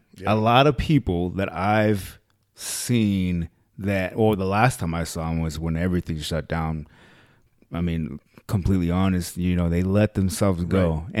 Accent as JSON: {"language": "English", "town": "Los Angeles", "region": "California", "country": "United States", "tie": "born there", "said": "I was born there."}